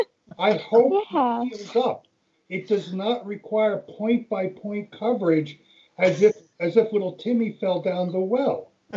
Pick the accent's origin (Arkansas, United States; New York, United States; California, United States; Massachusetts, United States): New York, United States; Carmel; moved away as an adult; also born or lived in Pennsylvania / Virginia; now in Burke, United States; I live in Burke, Virginia. Grew up in upstate New York, headed south for college to Pennsylvania, headed further south for law school to Virginia, came back north to the greater Washington, D.C. area